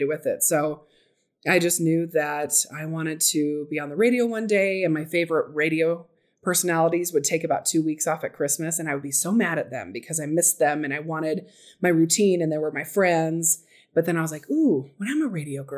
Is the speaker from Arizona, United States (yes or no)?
yes; Phoenix, Arizona, United States; moved away as an adult; now in Salt Lake City, United States; I grew up in Arizona